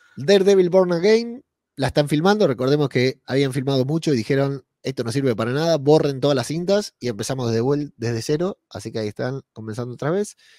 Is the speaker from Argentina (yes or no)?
yes; Argentina; moved away as an adult; now in Spain; Hoy se cumplen dos años de que me fui de Argentina mañana se cumplen dos años, el 12 de noviembre se cumplen dos años de que llegué a España